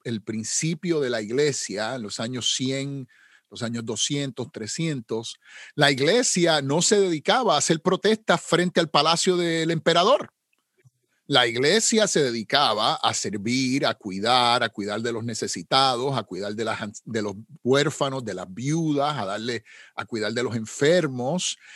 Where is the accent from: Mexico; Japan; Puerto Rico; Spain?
Puerto Rico; como decimos en Puerto Rico, yo soy puertorriqueño